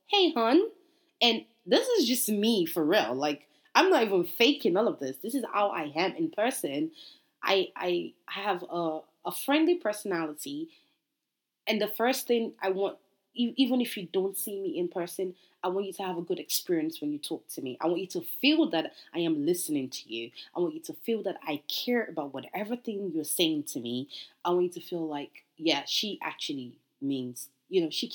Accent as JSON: {"language": "English", "country": "Nigeria", "said": "I'm Nigerian"}